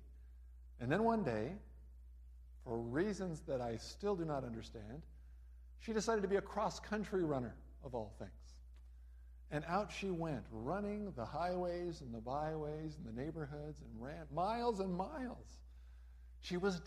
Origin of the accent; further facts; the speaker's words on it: Los Angeles, California, United States; moved away; also born or lived in Raymond, Minnesota; I grew up in Los Angeles, California